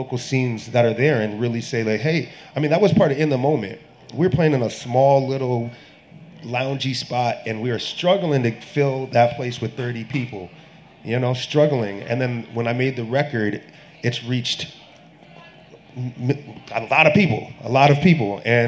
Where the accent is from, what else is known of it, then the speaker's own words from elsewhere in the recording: Massachusetts, United States; I grew up in Western Massachusetts.